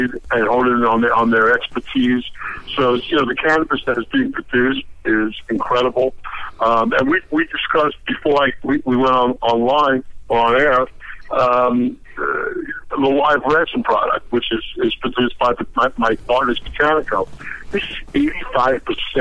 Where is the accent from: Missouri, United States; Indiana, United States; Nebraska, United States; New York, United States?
New York, United States; moved away as an adult; now in Denver, United States; I'm from New York